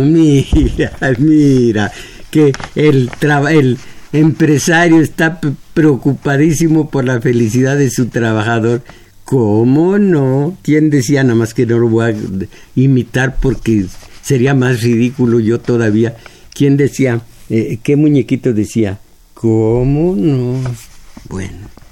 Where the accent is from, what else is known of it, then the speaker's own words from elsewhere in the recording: Mexico; como mexicanos